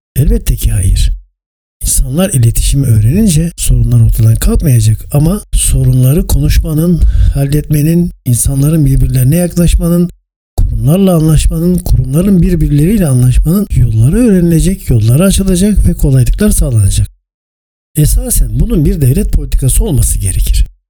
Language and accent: Turkish; İzmir, Turkey; 1956 İzmir doğumluyum